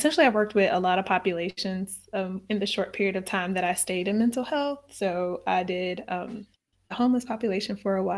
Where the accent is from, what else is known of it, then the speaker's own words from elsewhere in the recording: St. Louis, Missouri, United States; I'm from St. Louis, and St. Louis is a place where there is segregation.